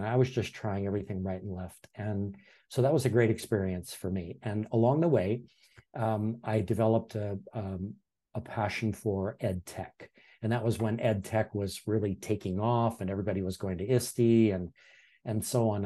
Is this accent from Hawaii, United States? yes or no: yes; Hawaii, United States; also born or lived in Iowa; I'm born and raised in Hawaii